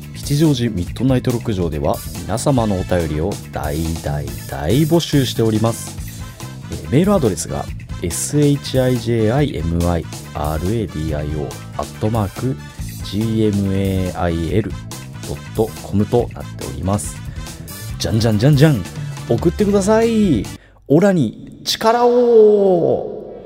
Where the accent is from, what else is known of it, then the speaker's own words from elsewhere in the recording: Chiba, Japan; now in Kichijoji, Japan; 千葉都民、僕千葉都民なんですけど